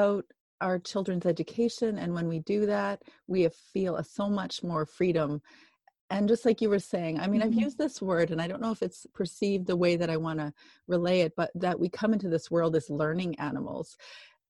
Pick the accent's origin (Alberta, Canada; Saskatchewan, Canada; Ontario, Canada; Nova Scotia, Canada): Alberta, Canada; now in British Columbia, Canada; Alberta, where I grew up, and I'm in British Columbia